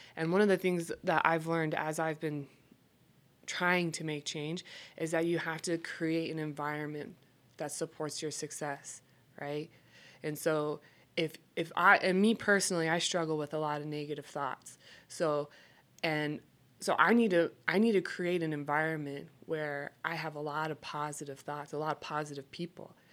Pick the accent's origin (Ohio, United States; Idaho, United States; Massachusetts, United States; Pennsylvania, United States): Idaho, United States; moved away as an adult; also born or lived in Alaska; now in Salt Lake City, United States; I hail from Idaho, and I will always claim Idaho as my home.